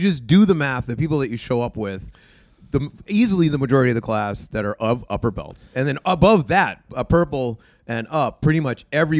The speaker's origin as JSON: {"language": "English", "region": "New Hampshire", "country": "United States", "said": "we come from New Hampshire"}